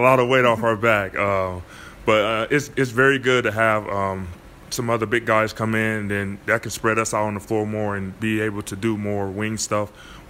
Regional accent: Milwaukee, Wisconsin, United States; born or raised there; moved away

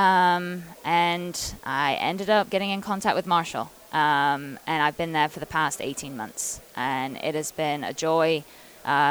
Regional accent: England, United Kingdom; moved away as an adult; when I came over from England back in 2009 when I was 18

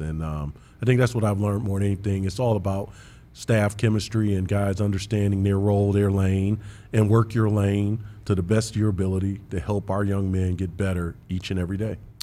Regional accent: Big Ten country, Midwest, United States; I grew up in Big Ten country

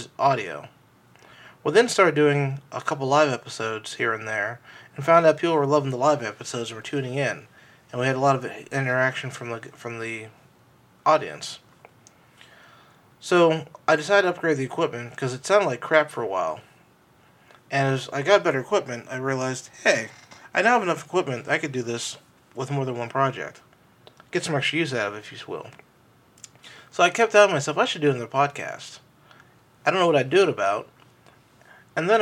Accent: Pittsburgh, Pennsylvania, United States; I grew up in Pittsburgh, my mom and my dad

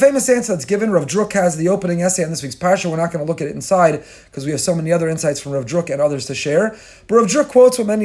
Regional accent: Teaneck, New Jersey, United States; from my childhood growing up in Tinek

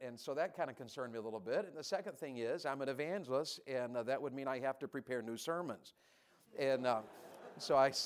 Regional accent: Tennessee, United States; I grew up in Tennessee

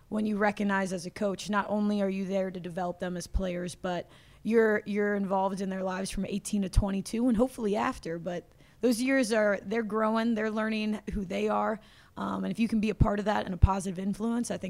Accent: Cincinnati, Ohio, United States; moved away as an adult; now in Clarksville, United States; Thomas More is actually right across the river in Cincinnati. It's in Kentucky. But it was in my hometown

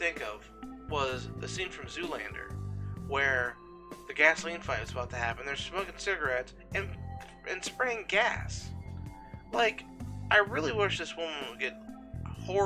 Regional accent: Pennsylvania, United States; my home state where I've been born and bred for 40 years?

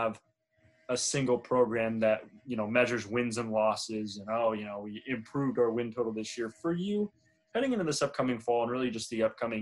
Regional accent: Arizona, United States; I'm from Arizona.

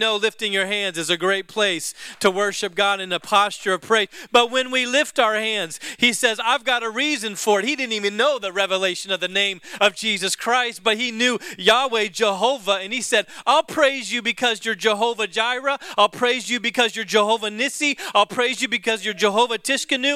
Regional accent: the South, United States; I'm from the South. Whenever I say guitar, it kind of comes out guitar.

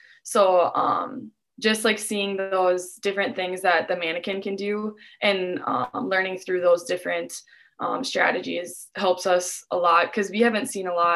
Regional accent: Dilworth, Minnesota, United States; I'm from Dilworth, so it's about 5 minutes away

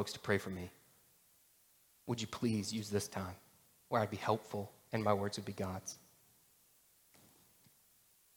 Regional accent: Atlanta, Georgia, United States; I grew up in Atlanta in this kind of suburban town

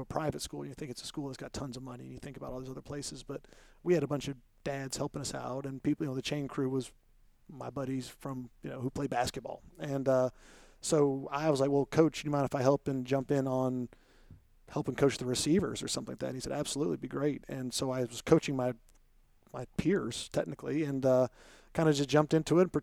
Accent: Columbia, South Carolina, United States; I grew up in Columbia, in Irmo in Columbia

